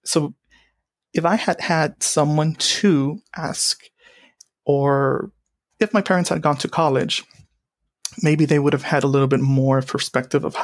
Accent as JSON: {"language": "English", "town": "Donna", "region": "Texas", "country": "United States", "tie": "born or raised there", "said": "I grew up in Donna, Texas, a town that borders the Mexico and U.S. states. And I grew up here my entire life"}